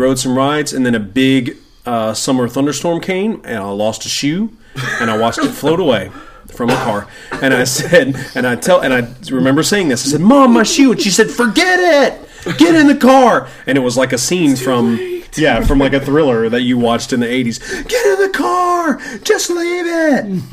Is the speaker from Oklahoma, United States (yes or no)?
no; West Tennessee, United States; now in Cincinnati, United States; We're both from West Tennessee